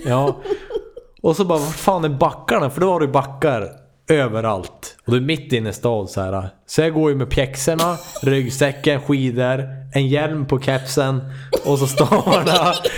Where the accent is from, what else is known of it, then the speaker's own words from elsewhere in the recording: Sweden; jag är från Sverige